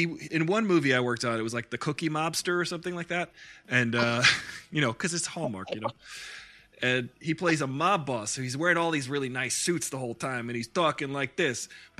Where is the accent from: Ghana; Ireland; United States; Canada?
Canada; Like, I'm Canadian.